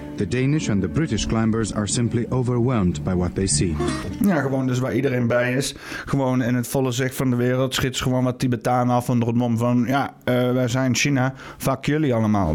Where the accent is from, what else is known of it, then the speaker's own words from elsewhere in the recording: Netherlands; als Nederlanders